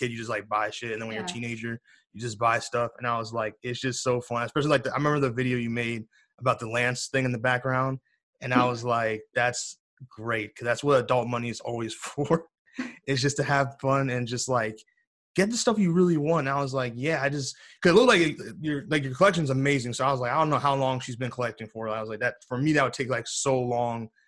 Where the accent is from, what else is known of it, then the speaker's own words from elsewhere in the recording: United States; I'm obviously American